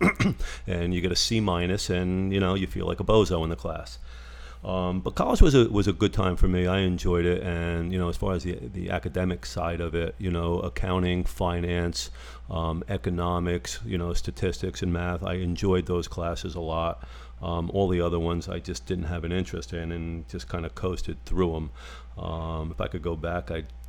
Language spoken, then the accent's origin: English; Parsippany, New Jersey, United States; moved away as an adult; also born or lived in Long Island; Small town in called Parsippany